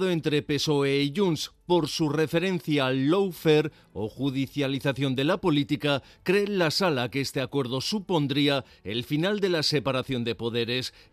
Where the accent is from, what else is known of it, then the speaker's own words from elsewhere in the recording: Basque Country, Spain; Yo me he sentido responsable como ciudadano vasco y como hombre de la cultura